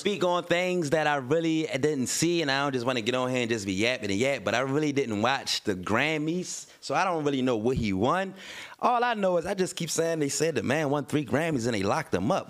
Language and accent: English; Baltimore, Maryland, United States; I'm from West Baltimore